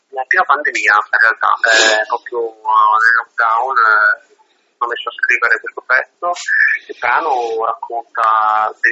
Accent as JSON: {"language": "Italian", "country": "Italy", "said": "noi siamo di Reggio"}